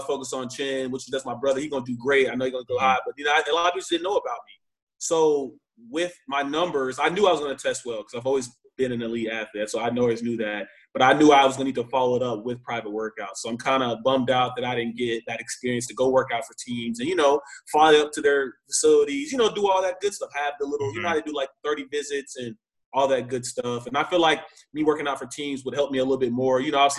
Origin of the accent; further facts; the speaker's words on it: Texas, United States; moved away as an adult; also born or lived in Illinois; I'm from Texas. I don't even see snow